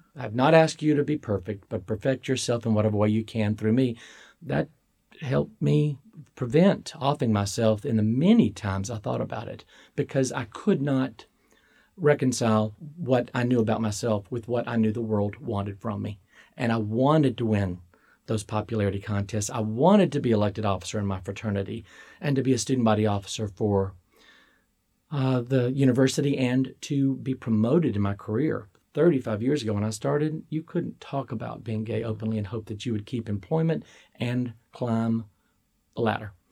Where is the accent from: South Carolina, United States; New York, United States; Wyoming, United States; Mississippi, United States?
Mississippi, United States; Starkville; I was born in Starkville, Mississippi.